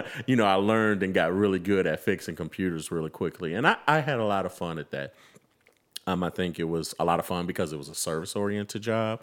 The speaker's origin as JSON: {"language": "English", "town": "Chicago", "region": "Illinois", "country": "United States", "tie": "born or raised there", "also_born_or_lived": "Memphis, Tennessee", "said": "I am a, uh, Chicago Southside native"}